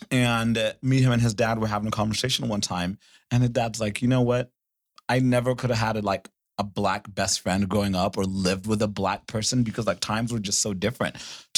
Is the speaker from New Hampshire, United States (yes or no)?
no; Fort Worth, Texas, United States; also born or lived in Kenya; growing up in Fort Worth